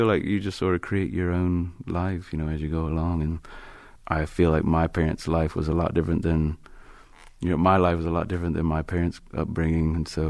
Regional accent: the Bible Belt, Southeast, United States; I grew up in the Bible Belt

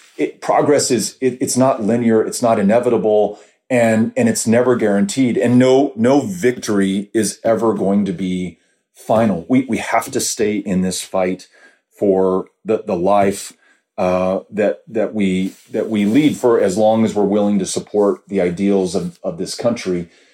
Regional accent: El Paso, Texas, United States; I grew up in El Paso

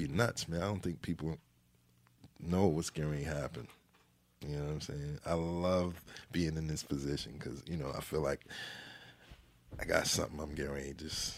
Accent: Jamaica

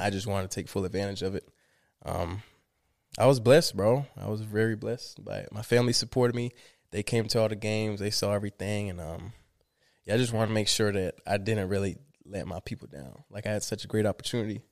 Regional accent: Miramar, Florida, United States; born or raised there; also born or lived in Limón, Costa Rica

